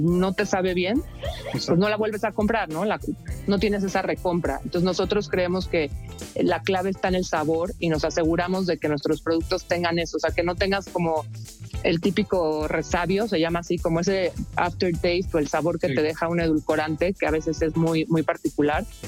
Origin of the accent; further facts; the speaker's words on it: Mexico; como mexicanos